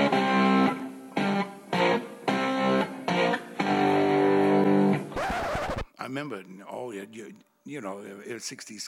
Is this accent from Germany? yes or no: yes; Germany; born or raised there; moved away as an adult; now in United States